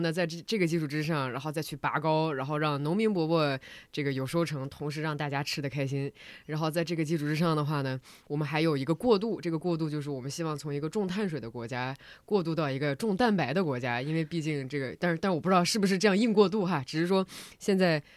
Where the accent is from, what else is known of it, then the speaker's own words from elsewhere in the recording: Northeast China, China; 因为我是出生在东北的